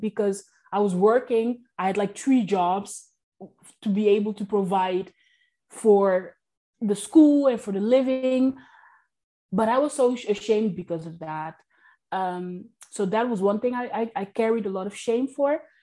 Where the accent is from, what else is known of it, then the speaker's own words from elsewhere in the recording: Netherlands; also born or lived in Curaçao; I was brought up in the Netherlands and on a tiny island in Curacao